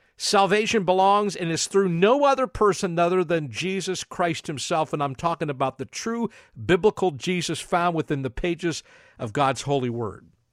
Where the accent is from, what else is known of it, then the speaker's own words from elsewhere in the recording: New Castle, Pennsylvania, United States; moved away; I come from a small city called Newcastle, Pennsylvania, and every time I go back there, I go back home.